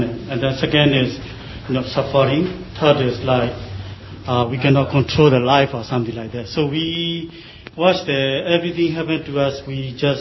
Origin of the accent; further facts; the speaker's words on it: Myanmar; I'm from Burma